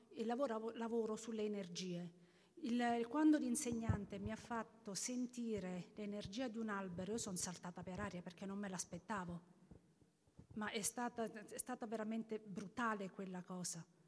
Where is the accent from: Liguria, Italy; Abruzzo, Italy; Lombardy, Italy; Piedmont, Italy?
Abruzzo, Italy; nella mia regione, io vengo dall'Abruzzo